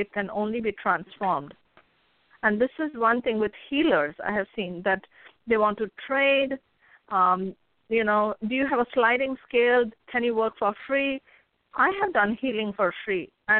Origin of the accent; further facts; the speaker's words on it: India; and I come from India, so my background is where I believe that the soul is eternal.